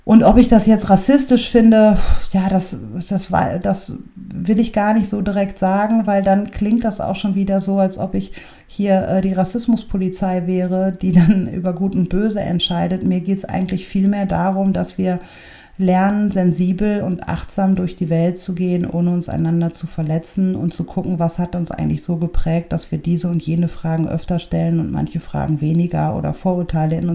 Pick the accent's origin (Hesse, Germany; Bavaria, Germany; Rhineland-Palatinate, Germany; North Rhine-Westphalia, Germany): North Rhine-Westphalia, Germany; Oberhausen; Also ich komme aus Oberhausen, werde aber öfter gefragt, wo ich herkomme, als weiße Menschen, die aus Oberhausen kommen.